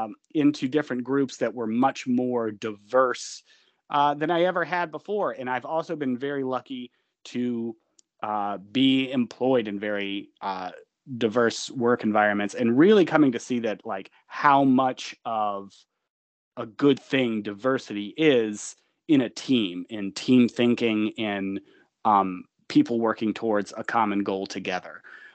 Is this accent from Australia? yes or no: no; Georgia, United States; I'm from Georgia. I wouldn't say rural, but it was definitely like horse country.